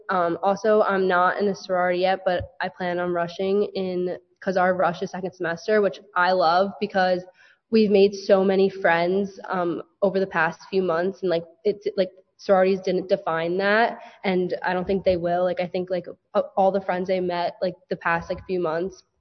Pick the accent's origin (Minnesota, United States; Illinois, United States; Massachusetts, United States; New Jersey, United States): New Jersey, United States; Woodcliff Lake; I'm from Woodcliff Lake, New Jersey.